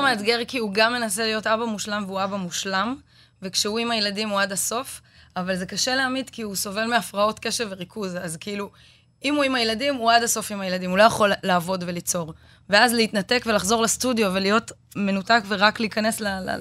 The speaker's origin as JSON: {"language": "Hebrew", "country": "Israel", "said": "אנחנו בתור ישראלים"}